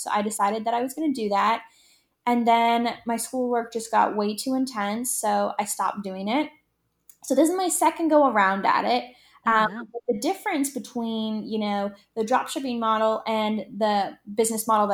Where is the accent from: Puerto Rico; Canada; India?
Canada; Bayfield, Ontario; moved away; also born or lived in Toronto, Canada; I was born and raised in Bayfield, Ontario, which is a small coastal village right on the water